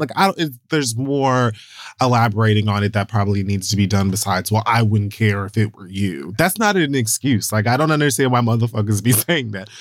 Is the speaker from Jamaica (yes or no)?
yes; Jamaica; I'm also Jamaican